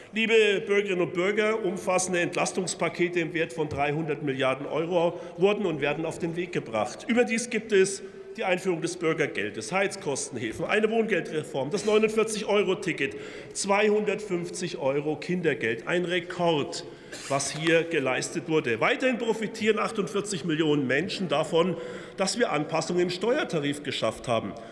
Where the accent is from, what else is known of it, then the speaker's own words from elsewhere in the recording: Franconia, Bavaria, Germany; ich komme ja aus Franken